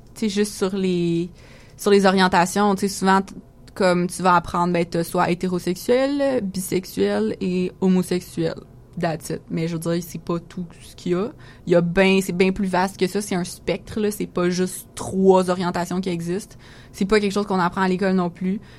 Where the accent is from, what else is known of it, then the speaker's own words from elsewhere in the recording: Quebec, Canada; ici en tant que québécois